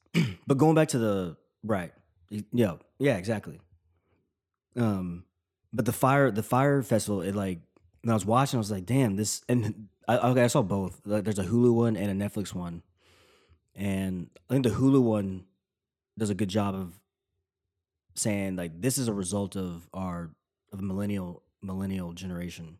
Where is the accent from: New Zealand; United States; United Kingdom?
United States; Tennessee; I'm from Tennessee.